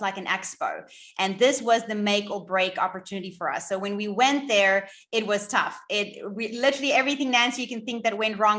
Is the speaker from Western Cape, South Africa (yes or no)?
yes; Cape Town, Western Cape, South Africa; I am from Cape Town in South Africa